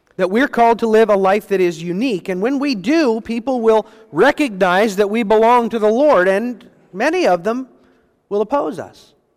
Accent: United States; recognized as Americans. We experienced it, our family

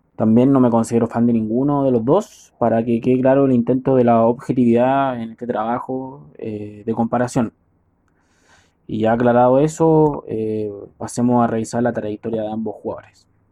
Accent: Chile; Soy chileno

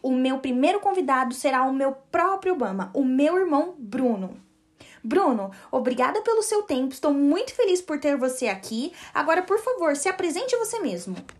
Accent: Brazil; sou brasileira

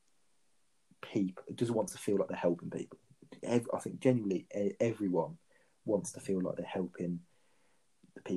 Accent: Birmingham, West Midlands, United Kingdom; I come from Birmingham

